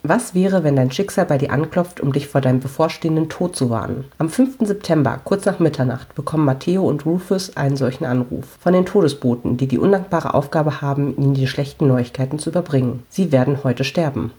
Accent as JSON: {"language": "German", "town": "Hamelin", "region": "Lower Saxony", "country": "Germany", "said": "ich komme aus Hameln"}